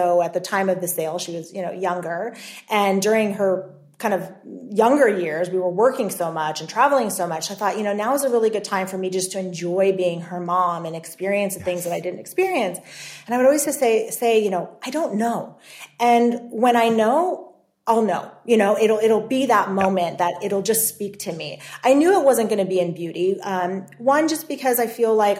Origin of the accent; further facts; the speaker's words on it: Los Angeles, California, United States; We're both from the Los Angeles area